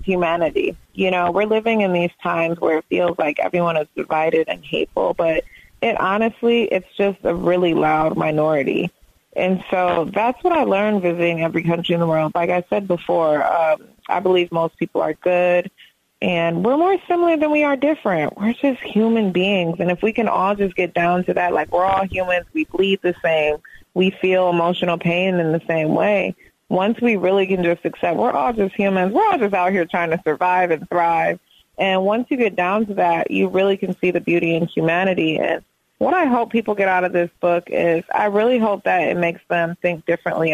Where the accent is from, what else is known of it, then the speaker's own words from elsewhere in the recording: Detroit, Michigan, United States; I love Detroit because it's so, like, ethnically diverse